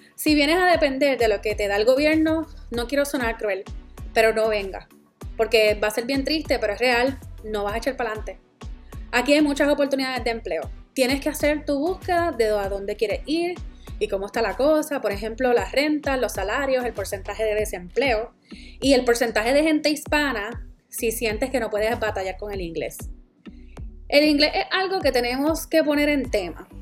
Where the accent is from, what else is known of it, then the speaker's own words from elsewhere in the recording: Puerto Rico; moved away as an adult; Yo soy la boricua fuera de la isla